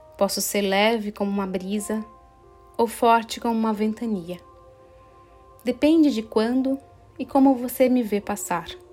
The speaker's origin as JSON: {"language": "Portuguese", "town": "Assis", "region": "São Paulo", "country": "Brazil", "tie": "born or raised there", "also_born_or_lived": "France", "moved": "as an adult", "said": "em Assis, que é uma cidade do interior onde eu nasci e eu morei por 23 anos"}